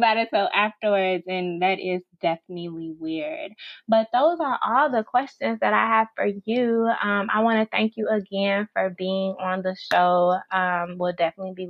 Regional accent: Chicago, Illinois, United States; also born or lived in Dallas, Texas; I'm from Chicago, but I had to, I used to live in Dallas about 3 years ago, but I decided to move back home

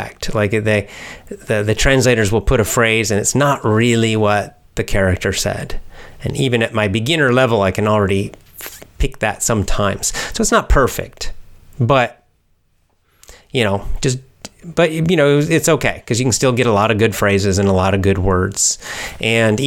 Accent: Atlanta area, Georgia, United States; moved away; also born or lived in Athens, Georgia; I went to high school in the Atlanta area, not Atlanta, but the suburbs.

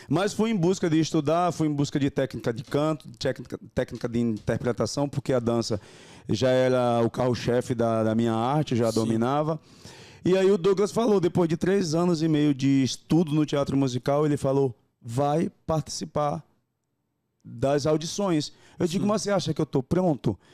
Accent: Northeast Region, Brazil; moved away as an adult; also born or lived in Japan; now in São Paulo, Brazil; Eu sou nordestino da cabeça grande

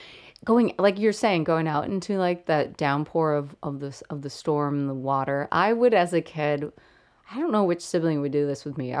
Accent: Kansas City, Kansas, United States; now in Chicago, United States; here in Chicago, I don't feel like we really get those storms. Like where I'm from in Kansas

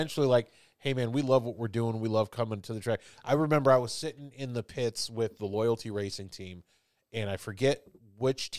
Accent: Chicago, Illinois, United States; moved away; I grew up in Chicago

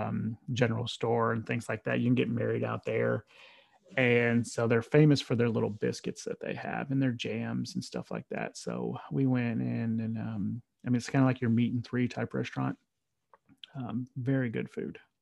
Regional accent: Murfreesboro, Tennessee, United States; also born or lived in Nashville, Tennessee; my hometown

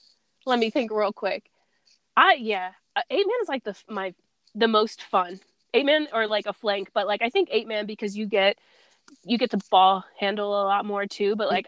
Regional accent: East Coast, Maryland, United States; moved away as an adult; now in Denver, United States; I'm from the East Coast

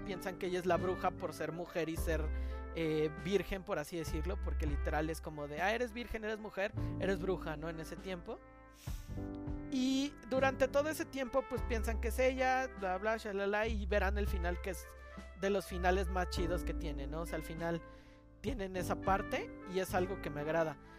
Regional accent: Mexico City, Mexico; soy el chilango

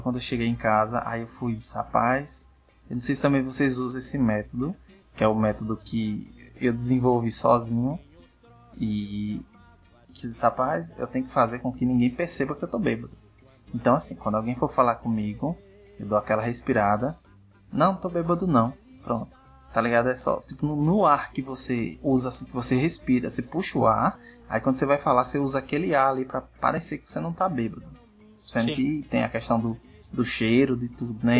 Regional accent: Northeast Region, Brazil; eu sendo nordestino

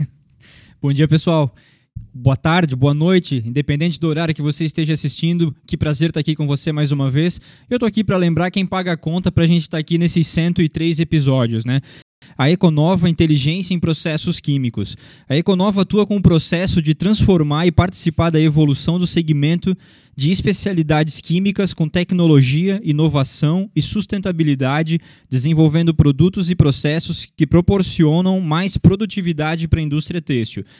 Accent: Luiz Alves, Santa Catarina, Brazil; como bom Luiz Alvense

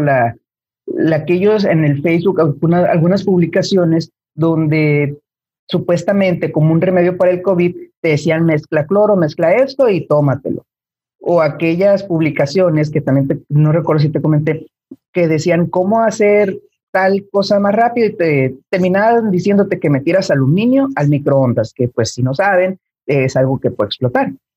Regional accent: Mexico; tú y yo somos de México

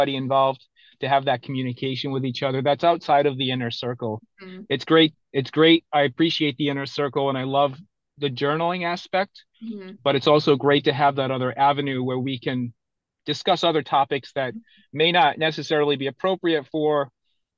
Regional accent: Rhode Island, United States; now in Massachusetts, United States; I'm originally from Rhode Island. I currently live in Massachusetts.

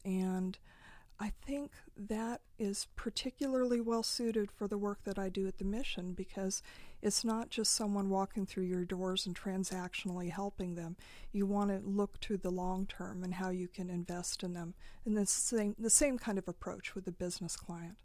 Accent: Nyssa, Oregon, United States; I grew up in Eastern Oregon, a place called Nyssa, which is right on the Snake River

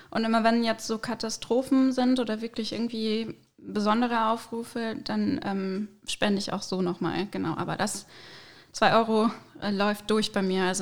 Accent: Aachen, North Rhine-Westphalia, Germany; In Aachen.

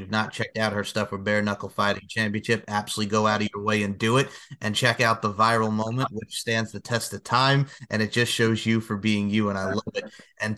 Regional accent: Myrtle Beach, South Carolina, United States; here in my hometown of Myrtle Beach

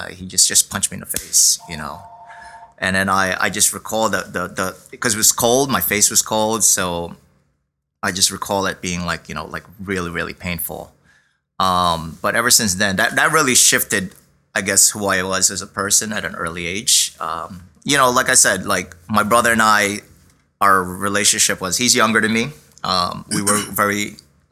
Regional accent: Philippines; now in Brooklyn, New York, United States; in the Philippines, we wore our school uniform, a button down shirt, shorts

